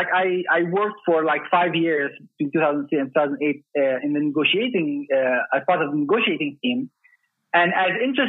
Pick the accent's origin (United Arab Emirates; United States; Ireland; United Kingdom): United Arab Emirates; Dubai; So I was actually born and raised in Dubai in the United Arab Emirates in 1974.